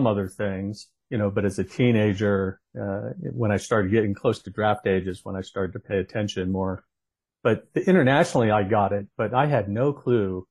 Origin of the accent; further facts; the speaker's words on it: Northern California, United States; moved away as an adult; I grew up in Northern California